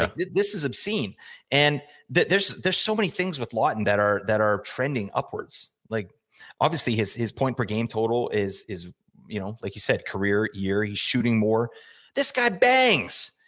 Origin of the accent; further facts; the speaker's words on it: Calgary, Alberta, Canada; I grew up in Calgary, Alberta, uh, Canada.